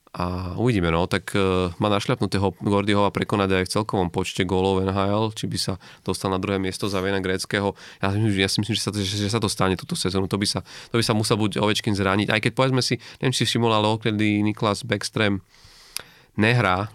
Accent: Slovakia; u nás akože na Slovensku

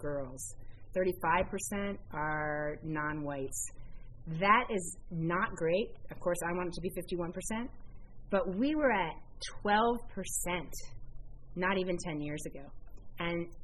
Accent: Syracuse, New York, United States; I grew up in Syracuse

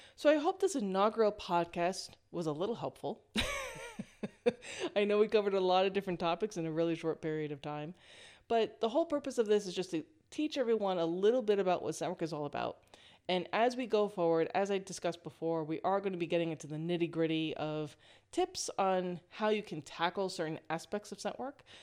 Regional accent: East Coast of the United States, United States; moved away as an adult; now in West Coast, United States; I'm originally from the East Coast of the United States.

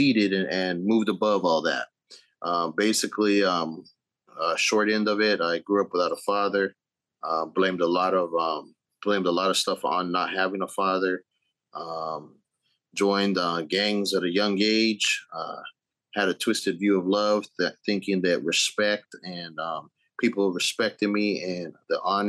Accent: San Bernardino, California, United States; moved away as an adult; also born or lived in Arizona; now in Texas, United States; I'm originally from California. San Bernardino

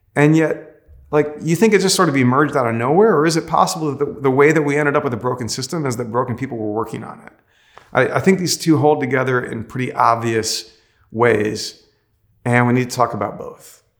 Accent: United States; I actually love being an American

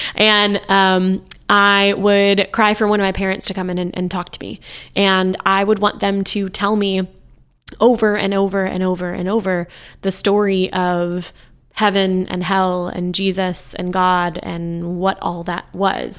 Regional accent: United States

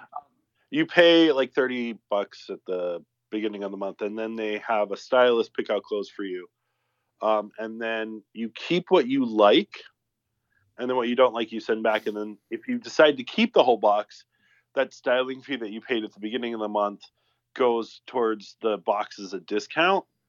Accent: the South, Southern United States, United States; moved away; Speaking as a Southerner

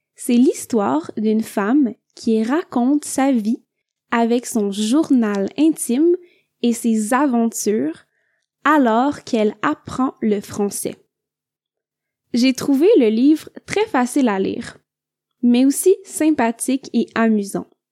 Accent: Quebec, Canada; je viens du Québec.

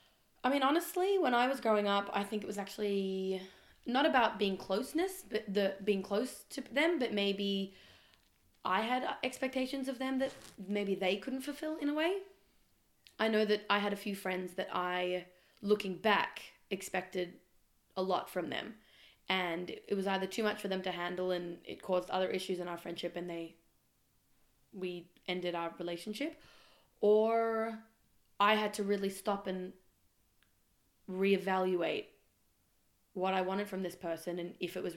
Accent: Melbourne, Victoria, Australia; also born or lived in Israel; I live currently in Melbourne. I'm from Melbourne, but also from Israel. Bit half-half in my life, I reckon. And I moved back to Australia about 6 months ago, just before the first lockdown.

